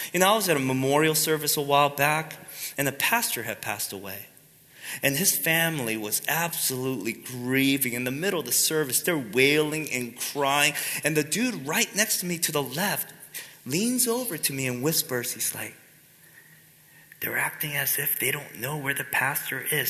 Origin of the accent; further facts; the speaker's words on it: United States; we Americans tend to think very individualistically